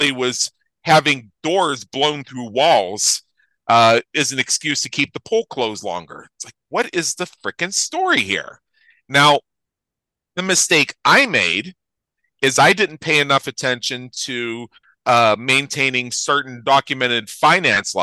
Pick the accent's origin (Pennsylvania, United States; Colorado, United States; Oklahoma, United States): Pennsylvania, United States; Southwestern; moved away as an adult; now in Las Vegas, United States; I'm originally from Southwestern Pennsylvania